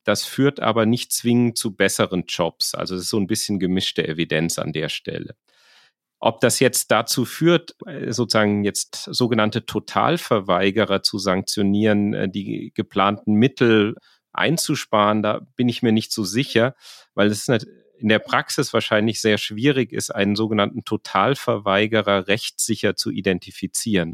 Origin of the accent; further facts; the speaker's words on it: rural Hesse, Germany; Also ich komme aus äh, der Provinz in Hessen. Die Gemeinde, wo ich herkomme, ist in der Mietstufe 1, die niedrigste